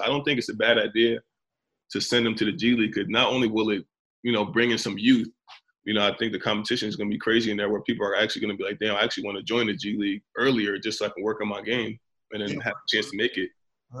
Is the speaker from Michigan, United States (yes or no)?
yes; Detroit, Michigan, United States; I grew up in Detroit, damn near my teens into my early 20s